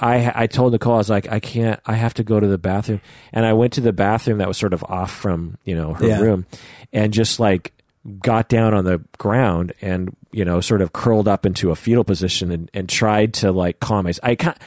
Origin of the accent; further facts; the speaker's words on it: Bogota, Bogotá Capital District, Colombia; From growing up in Bogota.